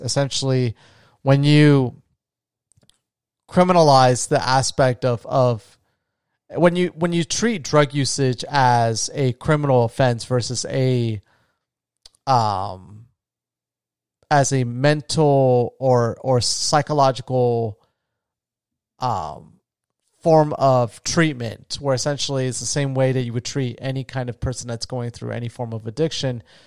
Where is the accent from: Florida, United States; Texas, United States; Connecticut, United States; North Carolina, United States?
Florida, United States; moved away; my home state of Florida